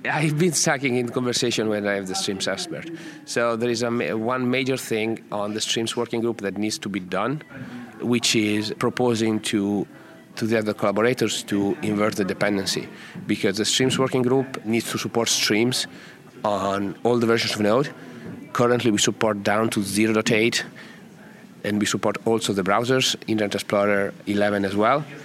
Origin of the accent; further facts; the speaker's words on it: Italy; English is a second language; I come from Italy. If you haven't guessed from the from the accent